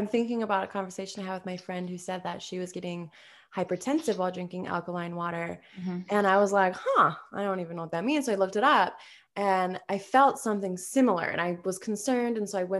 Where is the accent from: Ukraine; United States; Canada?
United States; Minnesota; now in Las Vegas, United States; I come from Minnesota, where it's lush and humid, to Vegas, where it's super dry.